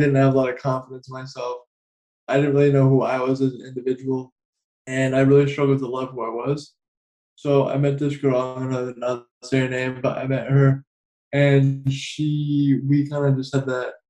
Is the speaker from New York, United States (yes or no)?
no; New Hampshire, United States; now in South Carolina, United States; I was at my grandma's house where I grew up originally. I'm originally from New Hampshire. I now live in South Carolina